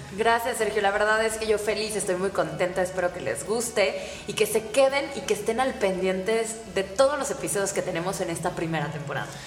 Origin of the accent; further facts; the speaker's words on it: Mexico; qué ingeniosos somos los mexicanos